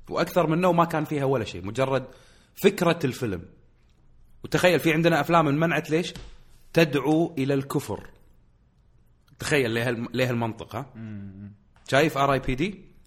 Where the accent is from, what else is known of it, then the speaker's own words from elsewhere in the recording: Kuwait; الوضع عندنا في الكويت يختلف عندنا في الكويت السينما ملاذ نهايه الاسبوع